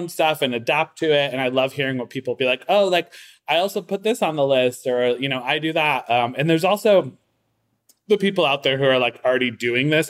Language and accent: English; Waterbury, Connecticut, United States; now in Brooklyn, United States; I'm from Waterbury